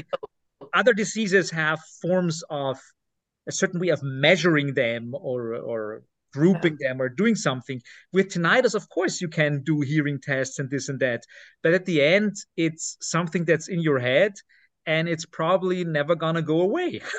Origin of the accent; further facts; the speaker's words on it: Lower Austria, Austria; English is a second language; I'm not from Upper Austria. Uh, I'm I'm I was born in Lower Austria